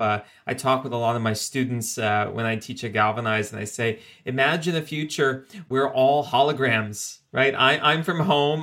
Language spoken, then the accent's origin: English; South Florida, United States; moved away; I'm originally from South Florida